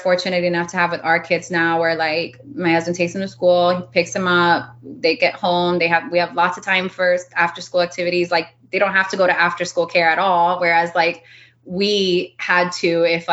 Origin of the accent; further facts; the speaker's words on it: Miami, Florida, United States; first language Spanish; English is a second language; moved away as an adult; also born or lived in North Dakota; I was born in Miami